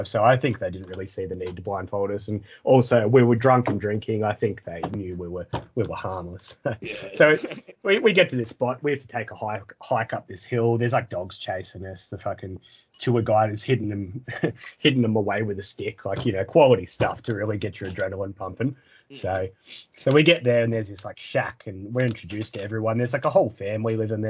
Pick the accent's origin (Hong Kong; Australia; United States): Australia; I'm Aussie